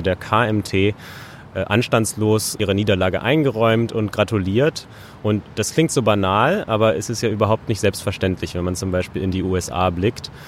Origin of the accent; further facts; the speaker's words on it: Berlin, Germany; Ich bin zwar in Berlin, in Deutschland äh, geboren und aufgewachsen